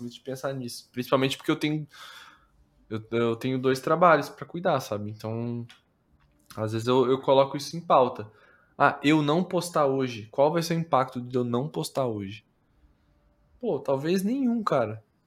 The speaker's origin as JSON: {"language": "Portuguese", "region": "interior of Paraná", "country": "Brazil", "said": "eu sou do interior do Paraná"}